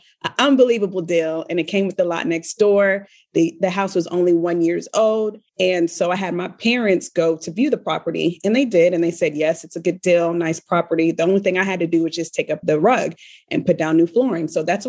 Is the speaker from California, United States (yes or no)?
no; Richmond, Virginia, United States; moved away; I'm from the Richmond, Virginia area